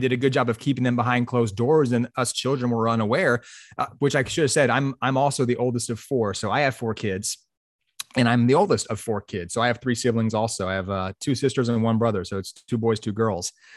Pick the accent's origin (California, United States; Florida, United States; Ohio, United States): Florida, United States; Pensacola; I grew up in Pensacola, Florida, on the west side of Pensacola or west side of Florida